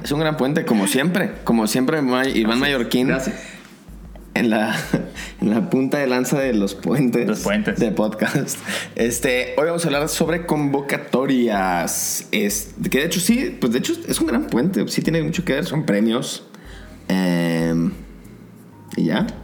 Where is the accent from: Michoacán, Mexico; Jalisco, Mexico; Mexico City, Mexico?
Jalisco, Mexico; Zapopan; yo soy de Zapopan